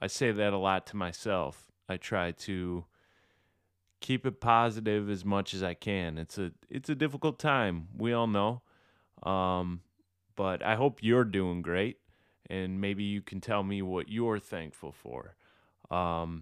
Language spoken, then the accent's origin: English; Michigan, United States; I'm from Michigan